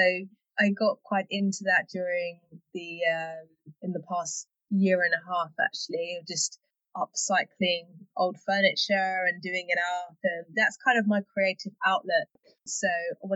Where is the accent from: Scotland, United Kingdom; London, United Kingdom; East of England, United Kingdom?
London, United Kingdom; also born or lived in Hertfordshire; I'm from London, and I have just moved to North London, border of North London, Hertfordshire, actually